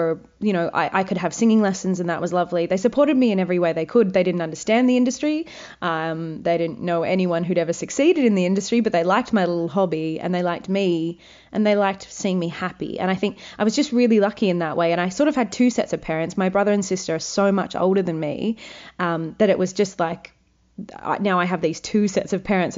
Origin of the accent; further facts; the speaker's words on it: Wagga Wagga, New South Wales, Australia; I'm from Wagga Wagga.